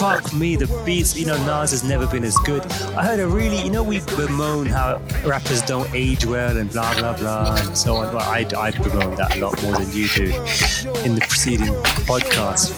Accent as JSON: {"language": "English", "region": "London", "country": "United Kingdom", "said": "I'm from London, which is comparable to New York"}